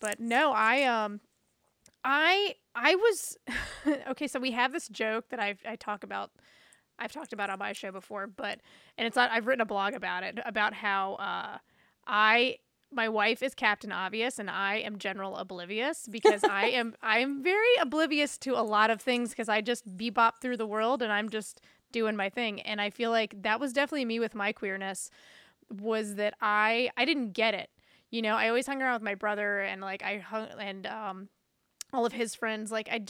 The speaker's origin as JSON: {"language": "English", "region": "the South", "country": "United States", "tie": "born or raised there", "said": "And it was like growing up in the South, it's a lot of derogatory words that were used around queerness."}